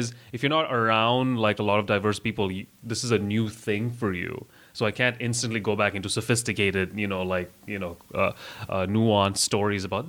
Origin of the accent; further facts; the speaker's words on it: Russia; now in Canada; I have a Canadian passport with my face on it that says I was born in Russia.